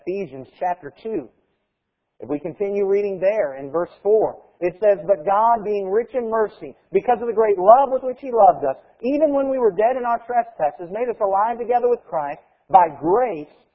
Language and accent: English; United States; As Americans